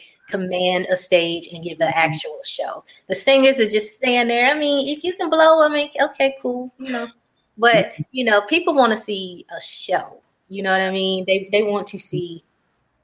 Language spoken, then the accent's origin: English; Tampa, Florida, United States; now in Atlanta, United States; I used to live in Tampa, Florida, growing up